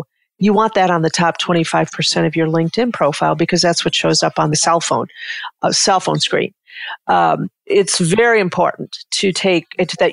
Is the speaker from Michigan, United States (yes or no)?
yes; Detroit, Michigan, United States; I grew up in Detroit